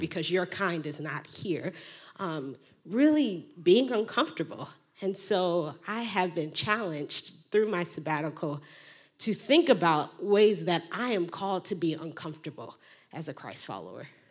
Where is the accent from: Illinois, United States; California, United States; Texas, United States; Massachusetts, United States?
Illinois, United States; Chicago; I grew up in the Black Pentecostal Church on the South Side of Chicago